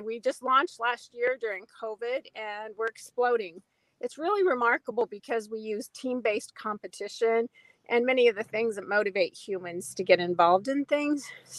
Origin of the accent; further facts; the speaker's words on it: Colorado, United States; also born or lived in California; So that's my background. I'm from Colorado. I've lived in California, all over the country.